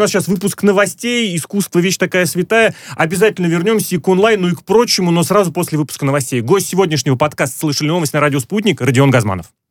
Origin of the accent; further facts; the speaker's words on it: Moscow, Russia; я москвич